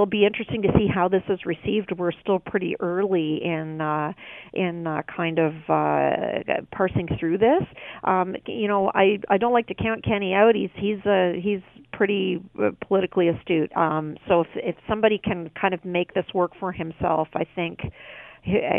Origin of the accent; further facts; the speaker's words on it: Canada; I'm trying to speak as a Canadian